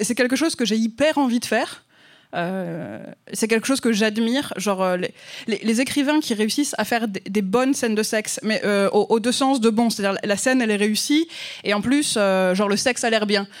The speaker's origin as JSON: {"language": "French", "country": "France", "accent": "French", "said": "mon accent français"}